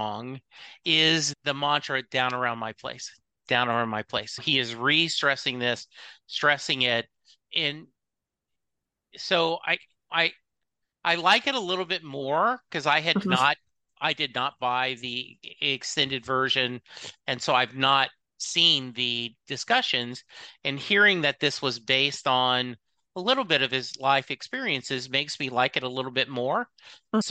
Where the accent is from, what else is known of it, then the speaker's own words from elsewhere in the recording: Louisiana, United States; now in Dallas, United States; I grew up in Louisiana